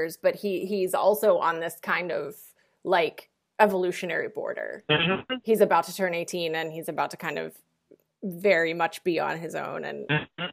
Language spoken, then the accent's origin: English; West Virginia, United States; I'm from West Virginia and I do a lot of writing about West Virginia